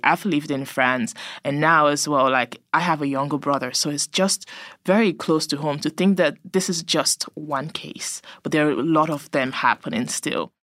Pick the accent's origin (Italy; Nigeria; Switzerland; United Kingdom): Nigeria; I'm Nigerian, so I would know a whole lot of other Nigerian families there